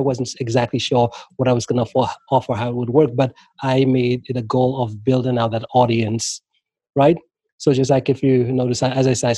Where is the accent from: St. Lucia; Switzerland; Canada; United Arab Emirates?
St. Lucia; moved away as an adult; also born or lived in Maryland, United States; now in United States; when I left St. Lucia, moved to the U.S., moved to there at like 18.